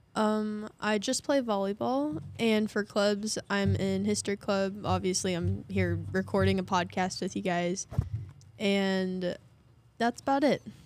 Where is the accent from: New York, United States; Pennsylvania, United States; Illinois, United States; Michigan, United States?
Illinois, United States; Hoyleton; I'm from Hoyleton